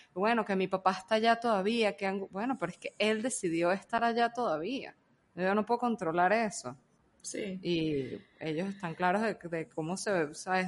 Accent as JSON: {"language": "Spanish", "country": "Venezuela", "moved": "yes", "lives_now": "Panama", "said": "soy venezolano"}